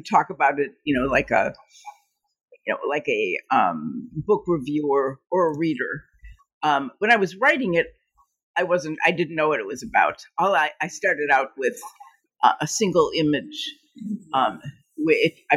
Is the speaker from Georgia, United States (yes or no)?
no; Cleveland, Ohio, United States; moved away as an adult; also born or lived in Pittsburgh / Ithaca; now in Chicago, United States; I grew up in Cleveland, lived there for about 18 years